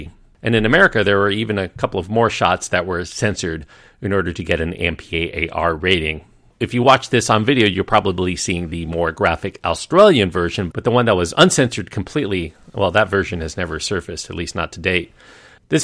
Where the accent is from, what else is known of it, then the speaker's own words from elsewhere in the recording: United States; being an American